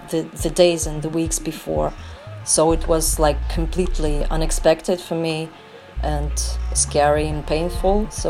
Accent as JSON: {"language": "English", "town": "Donetsk", "region": "Donetsk Oblast", "country": "Ukraine", "moved": "yes", "lives_now": "Kyiv, Ukraine", "said": "Um, I'm from Kiev, but originally from Donetsk."}